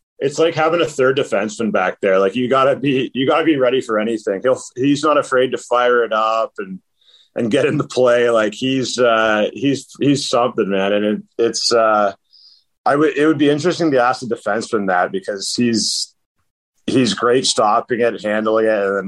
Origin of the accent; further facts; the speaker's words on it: St. Thomas, Ontario, Canada; I'm from Raiden, St. Thomas, which is about 20 minutes outside of London, Ontario